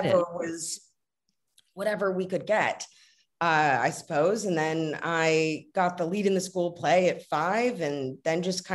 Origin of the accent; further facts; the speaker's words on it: Los Angeles, California, United States; growing up in Los Angeles, you get sort of pegged as one thing